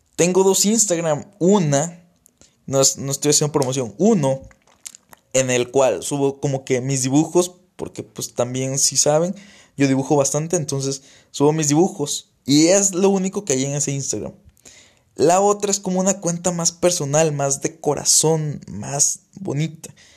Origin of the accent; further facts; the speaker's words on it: Tabasco, Mexico; now in Saltillo, Mexico; saben que no soy de aquí, saben que soy que no soy de Saltillo, saben que soy de Tabasco